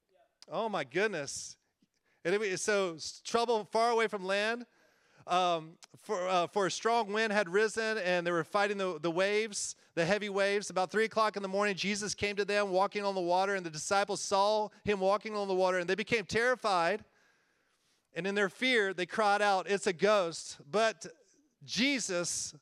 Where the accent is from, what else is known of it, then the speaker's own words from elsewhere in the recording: Winston-Salem, North Carolina, United States; moved away as an adult; Winston-Salem, North Carolina, so I'm a North Carolina boy.